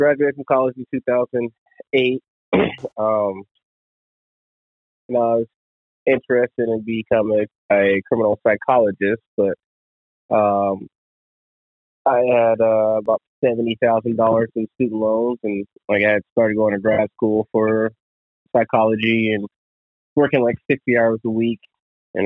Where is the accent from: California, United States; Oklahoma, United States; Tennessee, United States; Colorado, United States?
Colorado, United States; moved away as an adult; also born or lived in Washington State; I grew up in Colorado